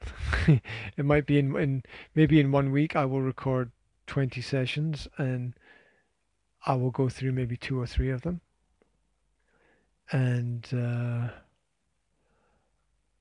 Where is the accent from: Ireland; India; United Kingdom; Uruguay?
United Kingdom; Scotland; being Scottish